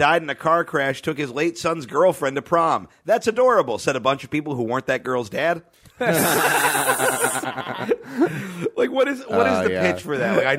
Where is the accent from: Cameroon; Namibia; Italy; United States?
United States; Orange County, California; growing up in Orange County